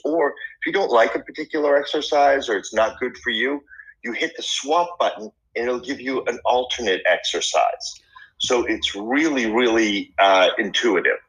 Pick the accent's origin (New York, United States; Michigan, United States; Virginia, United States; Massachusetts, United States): Massachusetts, United States; Boston; moved away; I grew up in Boston